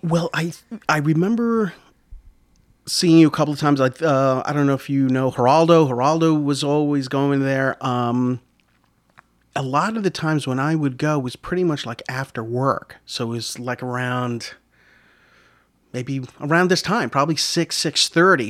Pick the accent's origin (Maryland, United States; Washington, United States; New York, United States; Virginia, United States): New York, United States; Yonkers; also born or lived in Rockland County, New York; I, I grew up in Yonkers my whole life. It wasn't until I moved out of Yonkers to Rockland County in around, like, eighty-eight